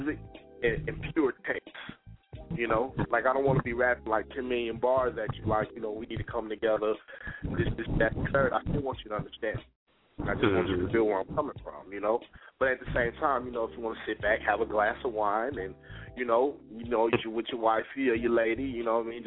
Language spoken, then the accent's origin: English; Dallas, Texas, United States; moved away as an adult; now in Sacramento, United States; I was born and raised in Dallas